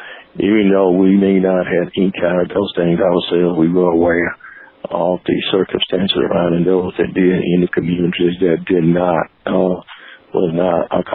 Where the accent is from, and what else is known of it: Alabama, United States; born or raised there